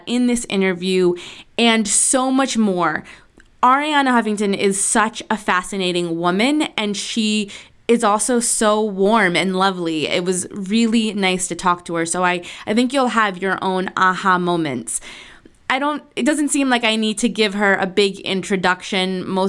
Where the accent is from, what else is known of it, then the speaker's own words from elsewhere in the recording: Argentina; moved away; I was born in Argentina, so I have all of my aunts and my uncles and my cousins and my second cousins and my great aunts and uncles. They're all there.